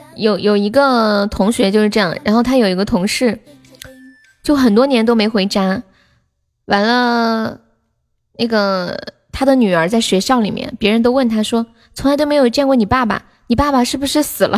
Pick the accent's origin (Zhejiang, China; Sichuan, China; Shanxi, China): Sichuan, China; accent: Sichuanese; 我们四川话